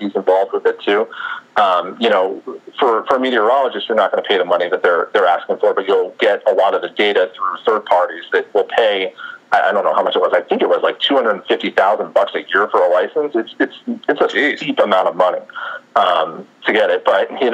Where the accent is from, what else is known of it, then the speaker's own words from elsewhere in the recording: New Jersey, United States; moved away as an adult; now in Houston, United States; growing up in Jersey, I grew up as a Phillies fan